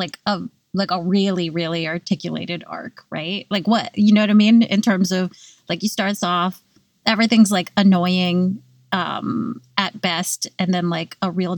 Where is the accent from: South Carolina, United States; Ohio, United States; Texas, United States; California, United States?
California, United States; I grew up in California and it never was cold